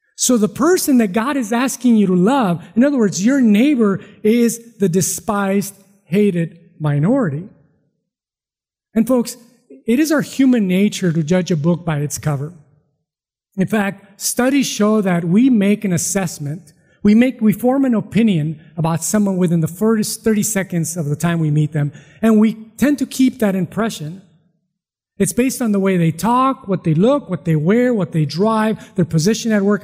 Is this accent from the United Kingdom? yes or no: no; Mexico; now in California, United States; I was born in Mexico.